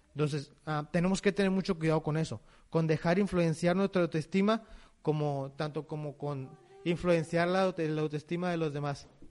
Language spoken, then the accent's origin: Spanish; Mexico; como mexicanos